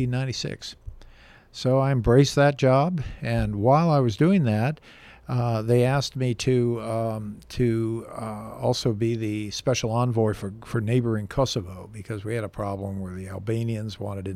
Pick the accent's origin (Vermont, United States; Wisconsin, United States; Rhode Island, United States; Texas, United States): Rhode Island, United States; Little Compton; I'm from Little Compton, Rhode Island